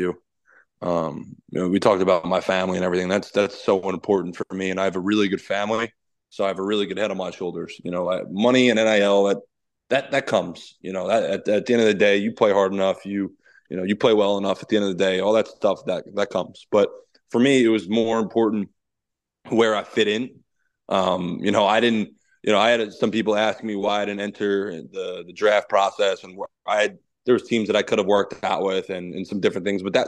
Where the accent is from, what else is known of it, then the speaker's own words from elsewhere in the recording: Lincroft, New Jersey, United States; moved away as an adult; growing up in Lincroft, New Jersey